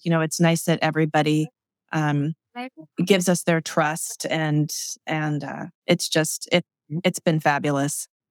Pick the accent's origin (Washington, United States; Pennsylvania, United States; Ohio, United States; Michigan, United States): Pennsylvania, United States; Manheim Township, Lancaster County; also born or lived in Hempfield; growing up and living in Manheim Township